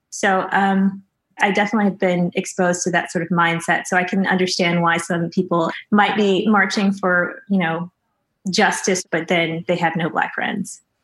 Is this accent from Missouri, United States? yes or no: yes; Missouri, United States; I'm from Missouri, so I know a lot of people growing up who were very much microaggressive